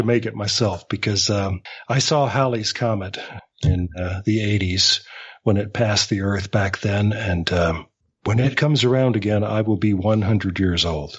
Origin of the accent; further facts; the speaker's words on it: the American South, United States; the three of us are from the American South